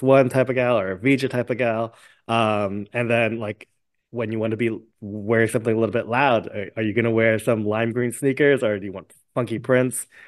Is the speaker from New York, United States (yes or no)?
yes; New York City, New York, United States; I grew up in a neighborhood where, like, sneaker culture and fashion was huge